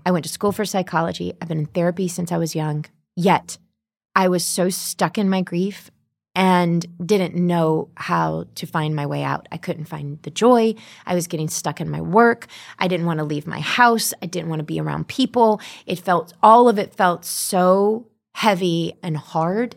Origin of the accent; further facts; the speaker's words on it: the South, United States; growing up in the South.